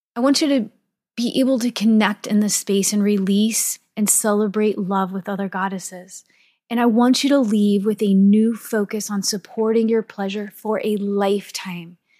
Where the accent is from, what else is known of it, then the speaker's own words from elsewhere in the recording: St. Louis, Missouri, United States; I am from Saint Louis, Missouri.